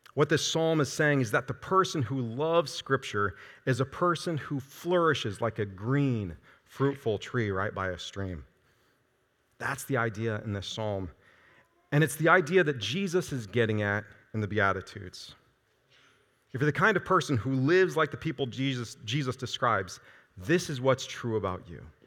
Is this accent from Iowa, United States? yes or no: yes; Iowa, United States; moved away as an adult; now in Nebraska, United States; I'm from Iowa